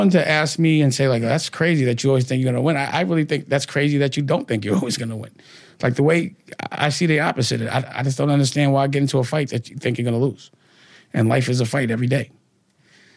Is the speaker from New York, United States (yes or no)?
yes; New York City, New York, United States; I'm from Harlem. It's just a Harlem thing